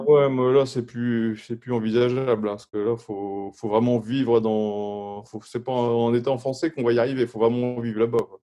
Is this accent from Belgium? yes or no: no; France; en étant français.